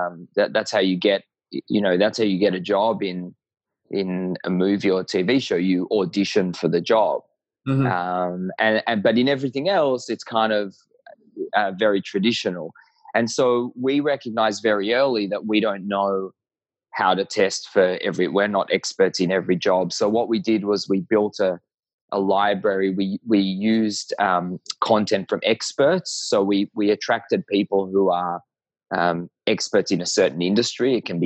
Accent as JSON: {"language": "English", "country": "Israel", "tie": "born or raised there", "also_born_or_lived": "Tel Aviv, Israel / Melbourne, Australia", "said": "I was born in Tel Aviv, and when I was 4.5, we moved to Melbourne, Australia, and lived here for 7.5 years. So I had a portion of my childhood here, and then we went back to Israel, and I did high school in the military."}